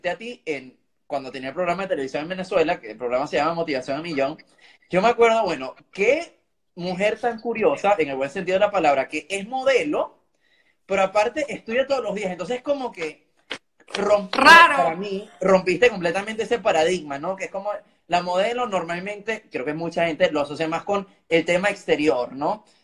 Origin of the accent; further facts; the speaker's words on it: Germany; Spanish is a second language; mejor que yo, que soy el alemán, así que te felicito.